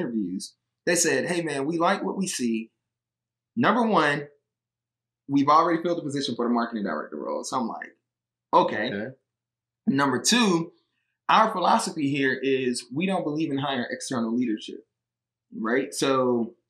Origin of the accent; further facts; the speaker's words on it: Atlanta, Georgia, United States; also born or lived in Alabama; I grew up in Atlanta